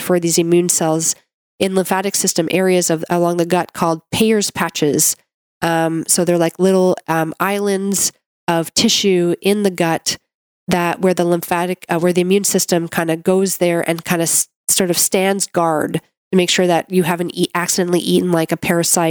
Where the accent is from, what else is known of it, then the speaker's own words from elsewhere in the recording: Canada; I'm a Canadian medical doctor